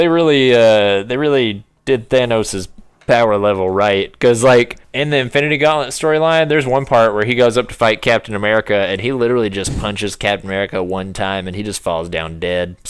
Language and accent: English; United States; I'm an American